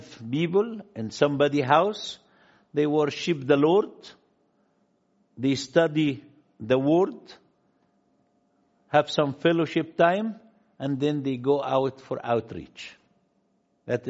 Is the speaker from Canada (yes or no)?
no; Luxor, Luxor Governorate, Egypt; I am from Luxor, which is lower Egypt here, from a little tiny village called West Bank, not in Israel, West Bank in Luxor